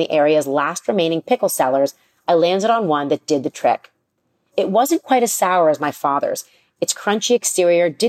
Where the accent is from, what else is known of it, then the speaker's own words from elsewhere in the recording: Toronto, Ontario, Canada; Growing up in Toronto, I was spoiled by the freshly made meals she prepared every day.